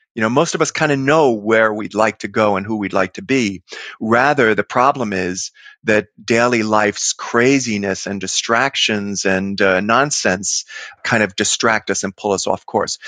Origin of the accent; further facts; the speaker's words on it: New York City, New York, United States; I grew up in Queens, you know, lower middle class New York streets